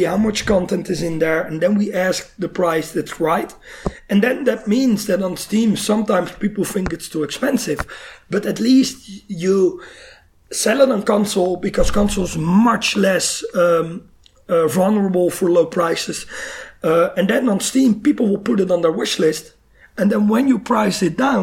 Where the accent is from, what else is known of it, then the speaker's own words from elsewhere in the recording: Netherlands; we're from the Netherlands